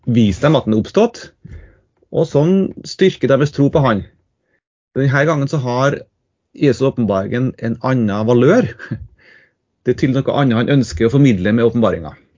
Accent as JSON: {"language": "Norwegian", "town": "Trondheim", "region": "Trøndelag", "country": "Norway", "also_born_or_lived": "Tromsø / Ytre Namdal", "said": "jeg er fra Trondheim"}